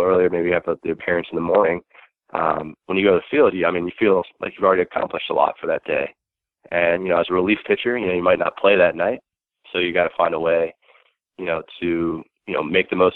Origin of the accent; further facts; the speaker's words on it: Baltimore, Maryland, United States; born or raised there